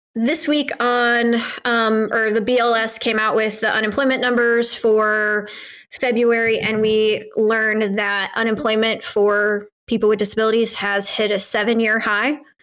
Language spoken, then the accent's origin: English; United States